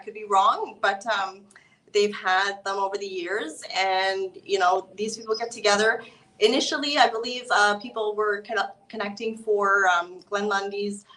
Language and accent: English; Canada; I'm from Canada.